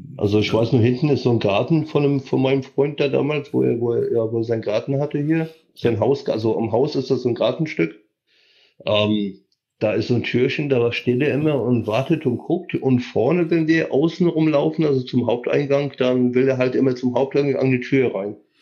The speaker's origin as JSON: {"language": "German", "region": "Silesian Voivodeship", "country": "Poland", "tie": "born or raised there", "moved": "yes", "said": "ich bin, wie gesagt, in Oberschlesien geboren mit österreichischen Wurzeln, also mütterlicherseits sind alle aus Österreich."}